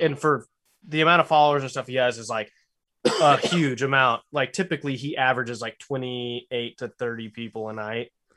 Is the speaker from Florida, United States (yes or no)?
no; Lubbock, Texas, United States; born or raised there